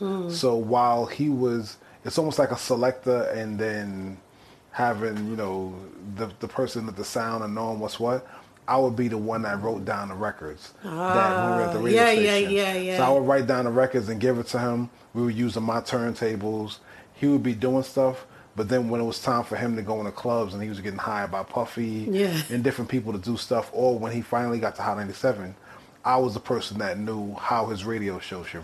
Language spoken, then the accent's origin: English; New York, United States; growing up in New York, Jamaican culture is kind of part of New York culture.